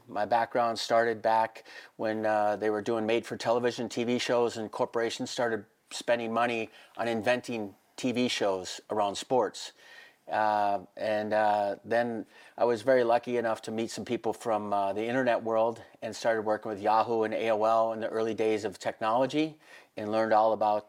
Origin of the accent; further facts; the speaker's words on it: Minnesota, United States; moved away as an adult; now in Vail, United States; I grew up in Minnesota and played hockey